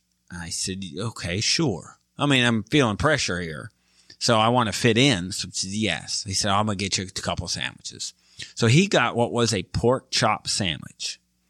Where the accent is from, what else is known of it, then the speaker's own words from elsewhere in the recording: southeastern Michigan, United States; I come from Michigan, right? I am southeastern Michigan. I live on the banks of Lake Erie. So between Detroit and Toledo, right? We make shock absorbers, car seats. So I'm not from the South. It's not a wealthy area.